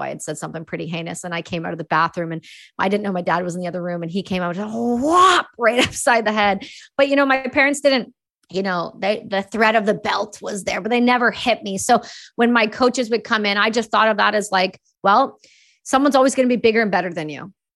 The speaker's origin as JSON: {"language": "English", "town": "Cobourg", "region": "Ontario", "country": "Canada", "tie": "born or raised there", "also_born_or_lived": "Belleville, Ontario / Campbellford, Ontario", "said": "I was born in Belleville, Ontario, and, uh, I grew up in Coburg, and then we moved to Campbellford where I was before I went to college."}